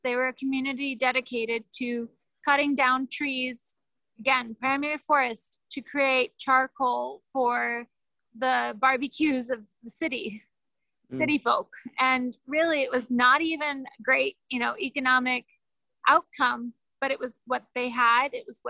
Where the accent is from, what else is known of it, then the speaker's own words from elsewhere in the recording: Ecuador; I mean, we are from Ecuador. I speak like an American, but I'm from here.